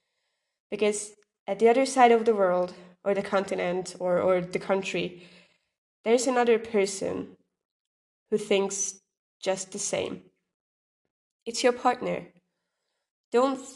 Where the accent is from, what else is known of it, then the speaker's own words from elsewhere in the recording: Hungary; I am from Hungary